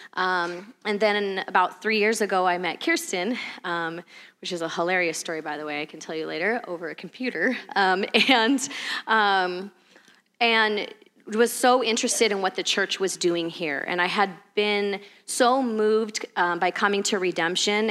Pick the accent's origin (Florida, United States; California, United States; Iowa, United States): California, United States; moved away as an adult; we're from California originally